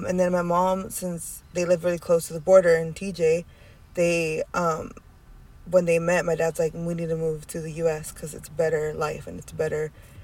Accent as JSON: {"language": "English", "region": "California", "country": "United States", "tie": "born or raised there", "said": "I was born in California."}